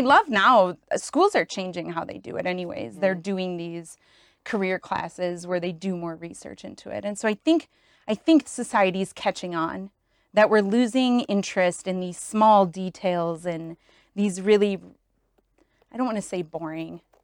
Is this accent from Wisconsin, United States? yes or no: yes; Wisconsin, United States; moved away as an adult; also born or lived in Michigan / Atlanta; Originally from Wisconsin.